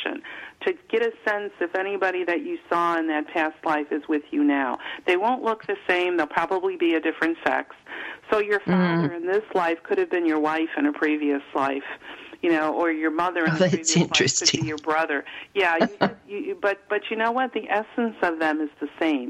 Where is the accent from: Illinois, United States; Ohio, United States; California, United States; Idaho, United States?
Illinois, United States; Chicago; moved away as an adult; now in Virginia, United States; I grew up in Chicago, but that never felt like home to me